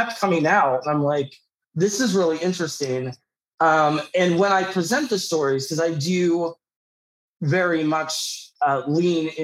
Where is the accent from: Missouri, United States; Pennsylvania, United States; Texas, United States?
Pennsylvania, United States; Pittsburgh; also born or lived in New York City / Los Angeles; I'm from Pittsburgh originally.